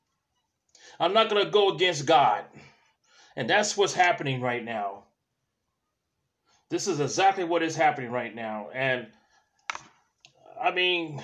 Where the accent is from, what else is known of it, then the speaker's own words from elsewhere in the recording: California, United States; as a kid, growing up in California